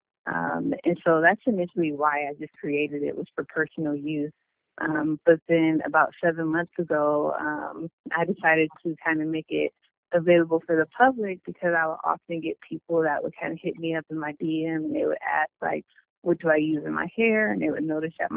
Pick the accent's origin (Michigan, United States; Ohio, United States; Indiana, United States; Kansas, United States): Ohio, United States; Cleveland; moved away as an adult; now in San Diego, United States; I'm from Cleveland, Ohio, and I'm currently stationed in San Diego, California